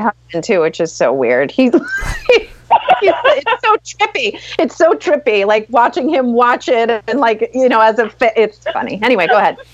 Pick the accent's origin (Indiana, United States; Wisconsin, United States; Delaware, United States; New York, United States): New York, United States; Long Island; I grew up on Long Island